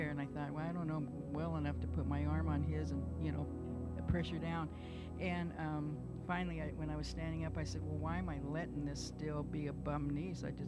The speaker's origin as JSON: {"language": "English", "region": "England", "country": "United Kingdom", "said": "I'm an English gardener, if you know me."}